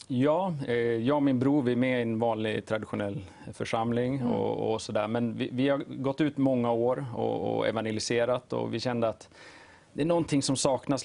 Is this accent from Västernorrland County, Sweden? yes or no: no; Uppsala, Uppsala County, Sweden; jag bor i Uppsala, född och uppvuxen där